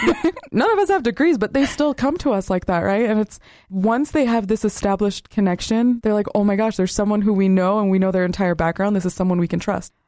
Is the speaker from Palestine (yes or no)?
yes; West Bank, Palestine; now in United States; I come from the West Bank, which is on the western side of Palestine